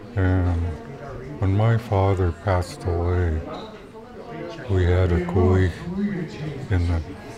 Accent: Sitka, Alaska, United States; I grew up here in Sitka, in the village of Sitka.

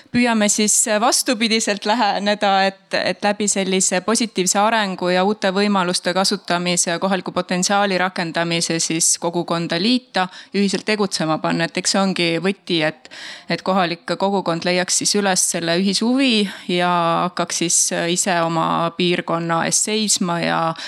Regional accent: Tartu, Tartu County, Estonia; mina tulen Tartust ja Tartumaalt

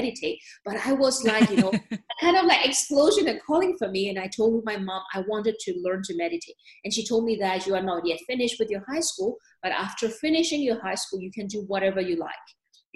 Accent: Myanmar; moved away as an adult; also born or lived in Germany / New York; now in Switzerland; I was born and raised in Myanmar

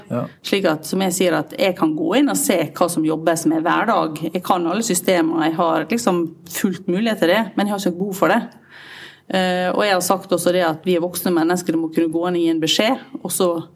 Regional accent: Sunnmøre, Møre og Romsdal, Norway; jeg er sunnmøring

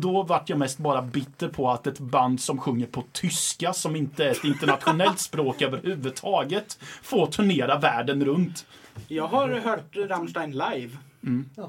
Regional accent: Ydre, Östergötland, Sweden; det är folk ifrån min hemort som tittar på det också. Och jag menar, vill de besöka och se hur det är på en bondgård så kan de åka ut några mil och mm. säga hej till bonden de förmodligen känner för att alla känner alla i lilla Ydre

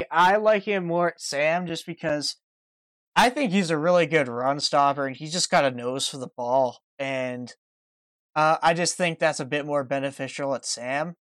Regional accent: Saskatchewan, Canada; I'm from Saskatchewan

